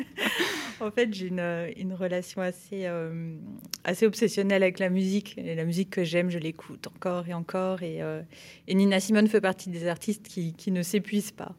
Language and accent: French; French side of the border near Basel, Grand Est, France; moved away; also born or lived in Perche; je suis née à, Bâle, euh, en Suisse, mais j'ai grandi euh, sur la frontière, côté français